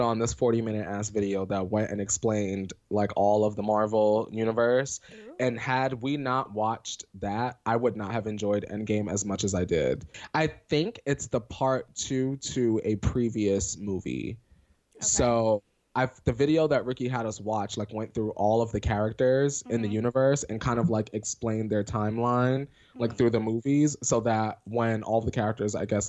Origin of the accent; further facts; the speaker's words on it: New York City, New York, United States; as a New Yorker